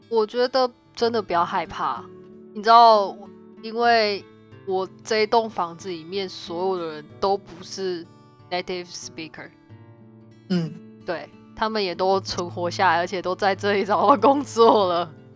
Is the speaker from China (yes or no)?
no; Taiwan; moved away as an adult; now in Canada; 像我们台湾